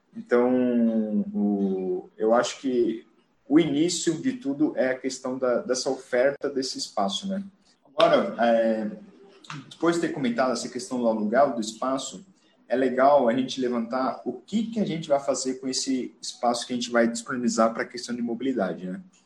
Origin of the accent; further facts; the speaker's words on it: Joinville, Santa Catarina, Brazil; moved away as an adult; now in São Paulo, Brazil; sou natural de Joinville, Santa Catarina, Estou morando aqui em São Paulo é, aproximadamente aí 10 anos já.